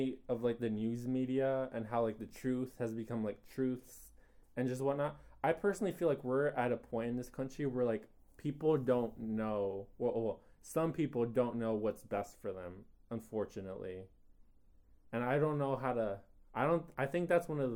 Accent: United States; because I am an American

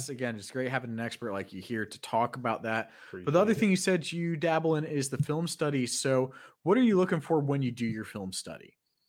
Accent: Maryland, United States; Growing up in Maryland, not exactly football country.

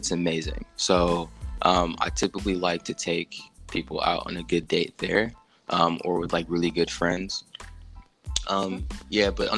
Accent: United States; me being an American

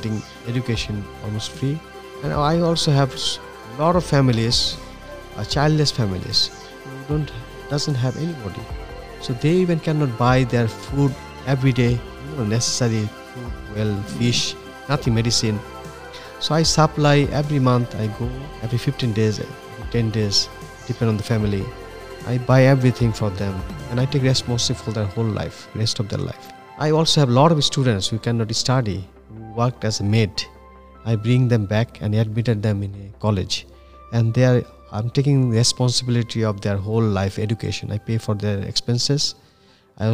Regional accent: Bangladesh; first language Bangla; English is a second language

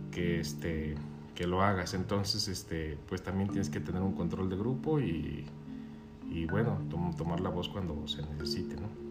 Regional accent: Guadalajara, Jalisco, Mexico; moved away as an adult; also born or lived in Los Cabos; soy de Guadalajara, aquí nací

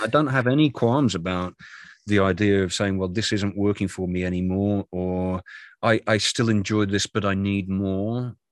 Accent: United Kingdom; moved away as an adult; also born or lived in London; now in North Carolina, United States; I'm a Brit living in America

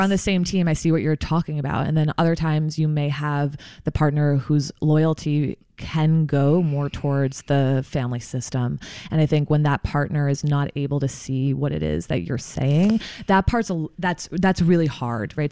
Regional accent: New Jersey, United States; I'm from New Jersey originally, uh, grew up there.

